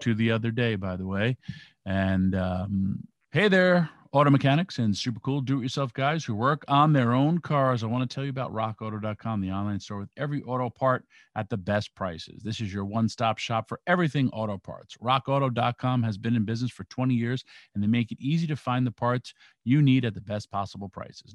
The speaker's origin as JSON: {"language": "English", "region": "New York", "country": "United States", "said": "I'm from New York"}